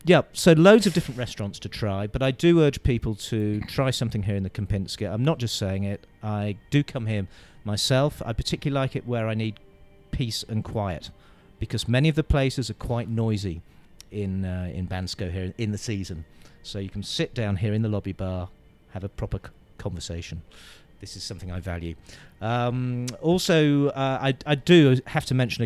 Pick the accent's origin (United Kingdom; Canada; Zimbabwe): United Kingdom; I'm a Brit